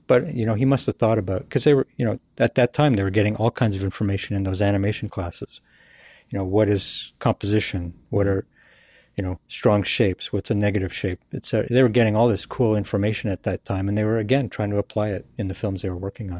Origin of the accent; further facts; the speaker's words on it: Canada; moved away as an adult; also born or lived in Ireland / New York / Burbank; I'm a Canadian citizen